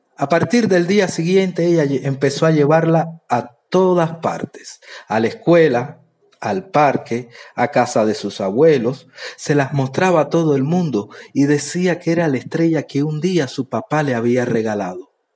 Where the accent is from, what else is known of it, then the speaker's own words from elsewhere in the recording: Cuba; soy de Cuba